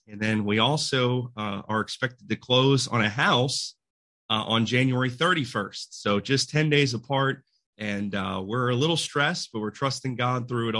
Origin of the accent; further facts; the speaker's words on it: Pennsylvania, United States; moved away as an adult; also born or lived in California / Texas; now in Stratford, United States; I am previously from Pennsylvania, and then went out to college in California. I met my wife, who's from Tennessee, and we moved to Texas and served there for 2 years on staff, and then moved here.